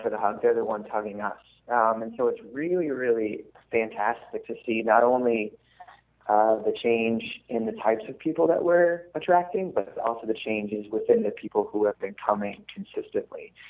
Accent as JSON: {"language": "English", "region": "Massachusetts", "country": "United States", "moved": "as an adult", "lives_now": "Baltimore, United States", "said": "I'm originally from Massachusetts"}